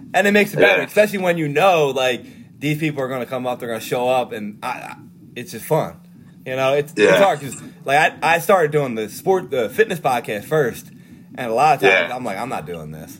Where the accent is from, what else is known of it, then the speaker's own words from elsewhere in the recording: Norristown, Pennsylvania, United States; growing up in Norristown.